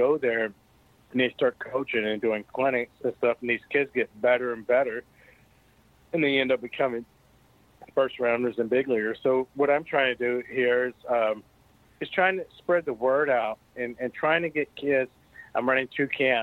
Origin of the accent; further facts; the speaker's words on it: United States; I'm an American